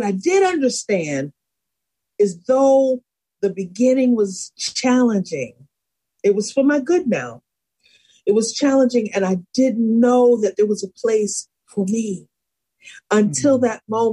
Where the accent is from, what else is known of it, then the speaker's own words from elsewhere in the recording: Buffalo, New York, United States; also born or lived in Salisbury, Maryland; I grew up in Buffalo by way of Salisbury, Maryland. So both places I call home